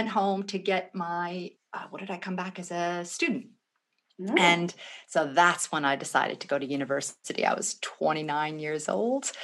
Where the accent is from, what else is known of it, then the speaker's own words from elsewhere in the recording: Vancouver, British Columbia, Canada; moved away as an adult; also born or lived in Thunder Bay, Ontario / Edinburgh; now in Australia; I moved over to the West Coast when I was about 3. I grew up in Vancouver.